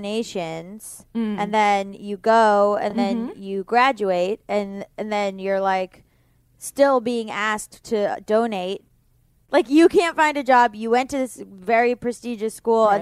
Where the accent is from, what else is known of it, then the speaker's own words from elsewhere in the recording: Florida, United States; I'm from Florida